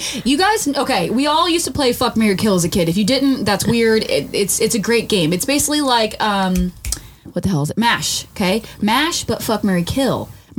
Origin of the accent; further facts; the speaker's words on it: Delaware, United States; moved away; I'm from Delaware. Delaware's a real place, just hope you guys know.